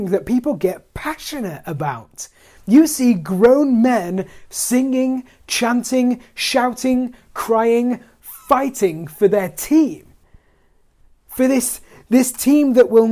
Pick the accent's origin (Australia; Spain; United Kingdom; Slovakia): United Kingdom; as British people, you know, we have this ridiculous reserve